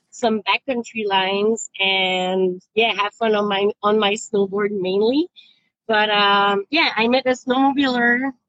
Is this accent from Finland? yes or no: no; Quebec, Canada; moved away as an adult; now in Vancouver, Canada; I moved out from Quebec out west uh, the very day I finished my college degree.